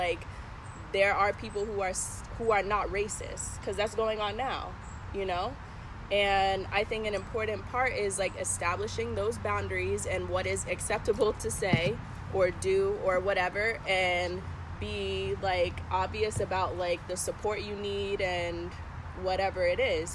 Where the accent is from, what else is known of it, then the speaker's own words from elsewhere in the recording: Bloomfield, United States; growing up in Bloomfield, like, how I speak, how I act